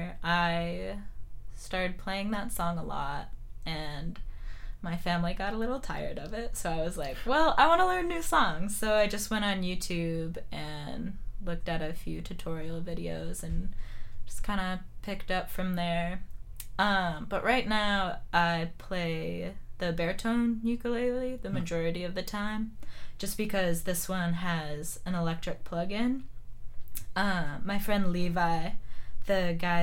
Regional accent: Wisconsin, United States; also born or lived in Phoenix, Arizona; I've lived most of my life in Wisconsin

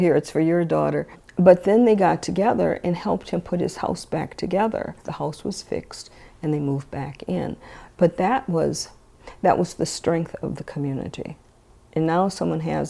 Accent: St. Paul, Minnesota, United States; growing up on Rondo

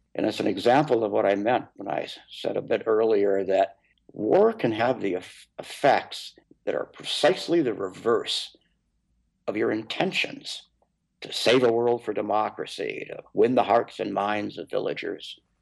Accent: Minnesota, United States; my home state of Minnesota

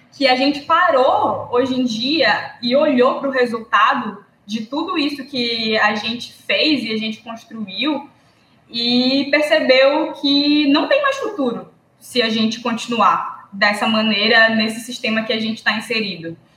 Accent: Amapá, Brazil; also born or lived in Pará; do Amapá também, do lugar onde eu moro, do lugar onde eu me criei

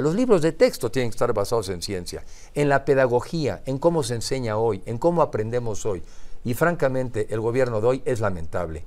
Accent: Mexico; como mexicanos

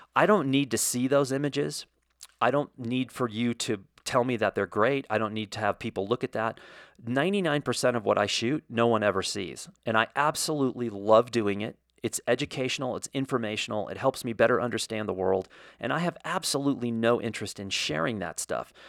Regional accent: United States; as an American

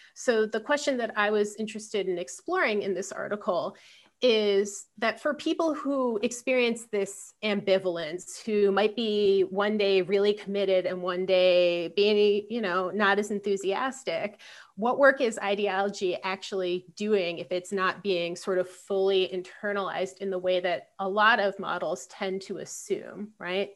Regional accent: Philadelphia, Pennsylvania, United States; I'm from Philadelphia

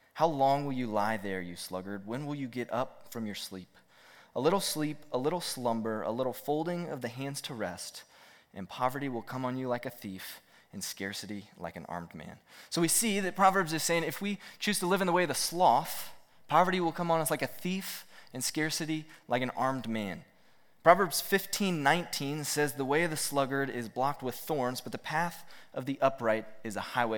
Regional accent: Roanoke, Virginia, United States; I grew up here in Roanoke

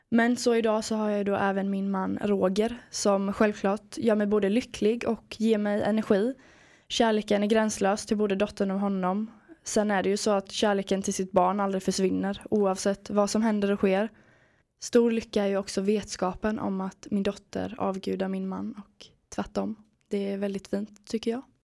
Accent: Sweden; Jag har vuxit upp vid havet i en liten stad i Småland.

